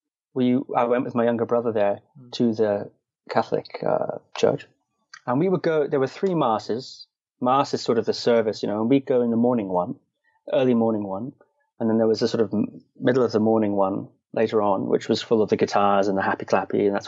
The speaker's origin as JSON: {"language": "English", "area": "Shetland Islands", "region": "Scotland", "country": "United Kingdom", "tie": "born or raised there", "said": "I was born in Scotland, and I grew up on the Shetland Islands."}